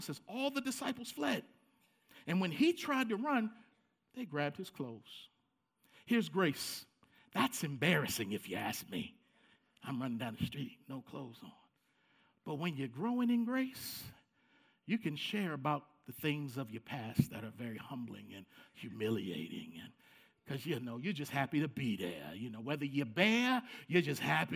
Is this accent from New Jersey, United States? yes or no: no; Baltimore, Maryland, United States; I grew up in Baltimore